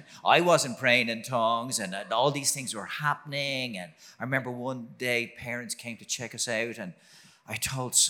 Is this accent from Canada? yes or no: no; Dublin, Leinster, Ireland; I grew up in Dublin, a Catholic family, like just about everyone else